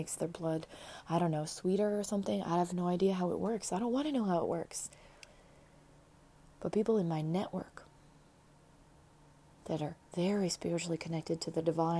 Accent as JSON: {"language": "English", "country": "United States", "said": "being an American"}